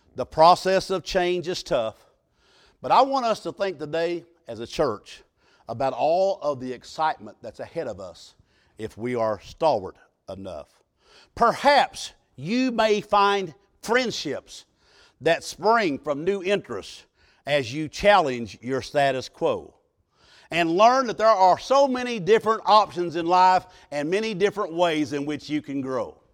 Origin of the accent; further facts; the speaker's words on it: Southern Illinois, United States; I was raised in Southern Illinois in Pigeon Roost Holler.